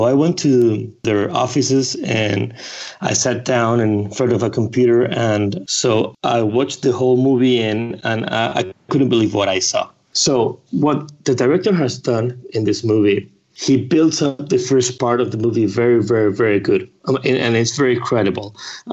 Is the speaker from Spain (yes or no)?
yes; Spain; English is a second language; I'm from Spain. So sometimes, you know, my English is not perfect